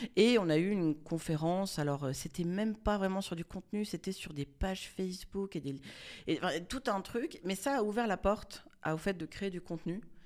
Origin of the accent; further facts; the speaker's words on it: Monaco; je suis née à Monaco